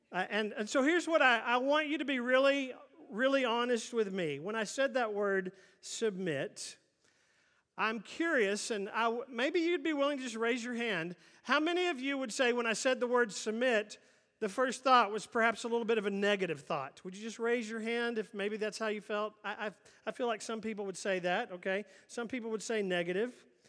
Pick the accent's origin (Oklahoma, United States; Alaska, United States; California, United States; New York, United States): Oklahoma, United States; Oklahoma City; growing up in Oklahoma City